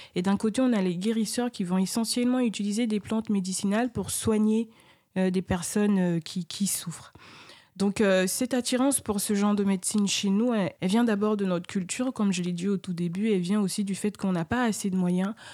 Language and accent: French; Côte d’Ivoire; moi je suis ivoirienne